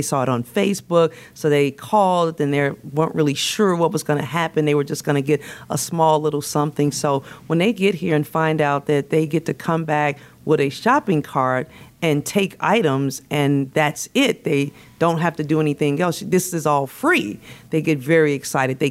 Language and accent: English; Chicago, Illinois, United States; moved away as an adult; now in Florida, United States; I am born and raised in Chicago.